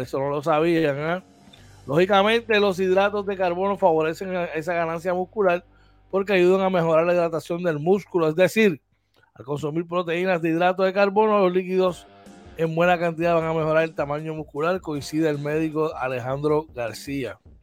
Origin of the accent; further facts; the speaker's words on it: Puerto Rico; nosotros los boricuas